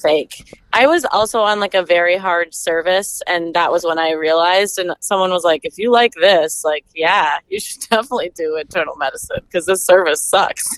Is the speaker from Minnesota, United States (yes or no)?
yes; Stillwater, Minnesota, United States; also born or lived in Madison, Wisconsin; I'm from Minnesota. I'm from Stillwater.